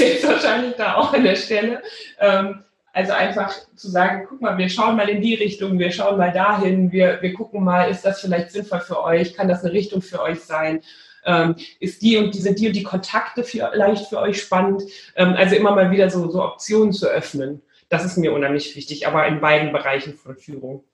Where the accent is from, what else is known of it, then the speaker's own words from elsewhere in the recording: Rhineland, Germany; now in Bielefeld, Germany; Ich bin ja zu allem Überfluss auch noch zur Hälfte, wenn ich ganz Rheinländerin, also ich bin im Rheinland geboren